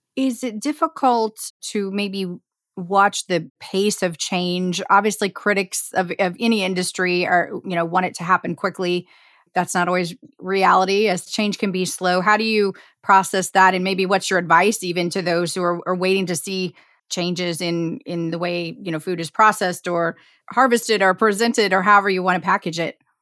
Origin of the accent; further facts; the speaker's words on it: Indiana, United States; I'm from Indiana and grew up in the heartland